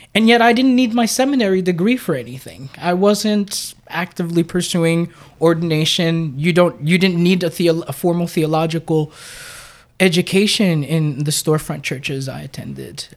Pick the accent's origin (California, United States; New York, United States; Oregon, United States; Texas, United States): New York, United States; New York City; I was born and raised in Brooklyn in what's now a hip neighborhood called Red Hook